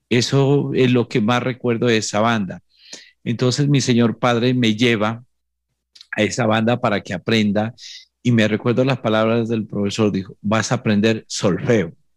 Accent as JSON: {"language": "Spanish", "town": "Samaniego", "region": "Nariño", "country": "Colombia", "said": "llego a mi tierra, a Samaniego"}